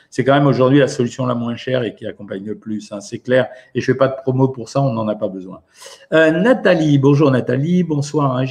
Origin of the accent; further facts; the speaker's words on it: Normandy, France; En tant que bonne normande, c'est la galette à la pomme.